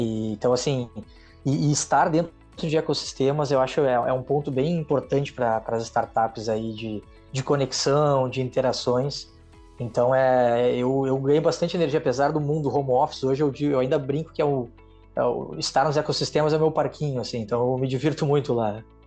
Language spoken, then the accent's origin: Portuguese; Rio Grande do Sul, Brazil; now in Rio de Janeiro, Brazil; Eu sou gaúcho